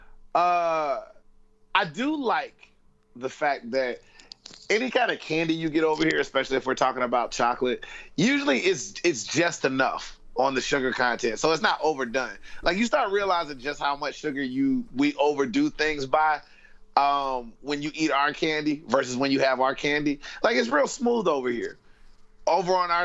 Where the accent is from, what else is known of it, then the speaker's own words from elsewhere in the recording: the South, United States; moved away as an adult; now in United Kingdom; I come from the South in America, not South America like Mexico or anything like that, but the southern states